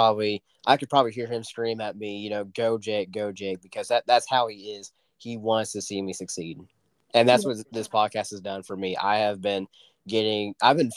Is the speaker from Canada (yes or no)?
no; Oklahoma, United States; I'm from Oklahoma and rodeos are everywhere